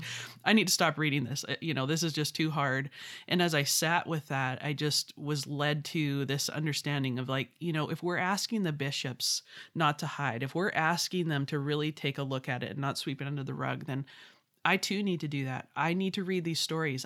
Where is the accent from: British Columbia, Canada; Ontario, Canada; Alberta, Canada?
British Columbia, Canada; Vancouver; I'm from Vancouver, British Columbia. So I'm Canadian, a proud Canadian.